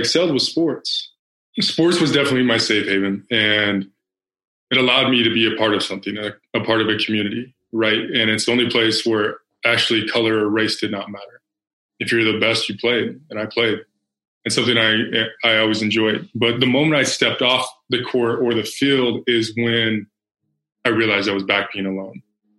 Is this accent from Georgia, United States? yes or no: no; Salt Lake City, Utah, United States; also born or lived in Phoenix, Arizona; predominantly white in Salt Lake City, Utah. I was born in Phoenix